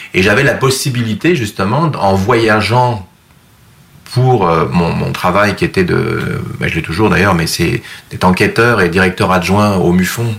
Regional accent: France; moved away as an adult; also born or lived in Rive-Sud, Quebec, Canada; now in Quebec, Canada; ma France natale

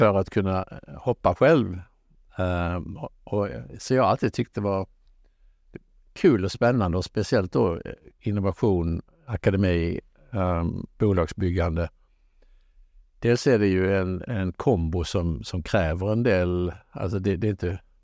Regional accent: Halmstad, Halland County, Sweden; moved away as an adult; also born or lived in Gothenburg / Lund; jag är född i Halmstad

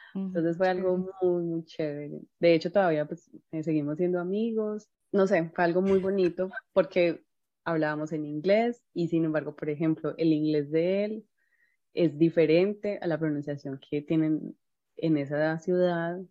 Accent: Colombia; nosotras que somos colombianas

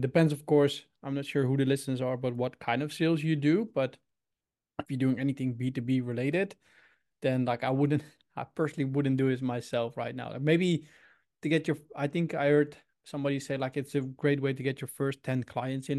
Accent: Utrecht, Netherlands; English is a second language; also born or lived in Sydney, Australia / Indianapolis, United States; I'm from the Netherlands, Utrecht

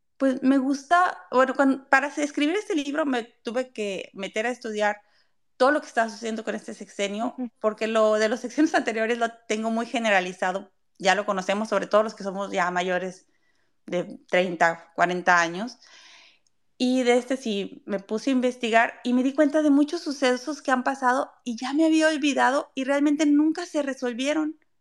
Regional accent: Mexico; yo soy mexicana y es lo que conozco

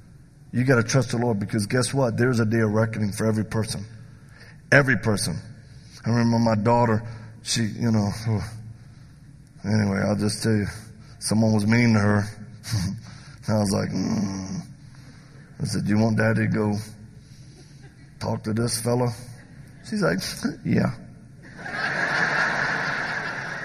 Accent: the South, United States; I'm from the South

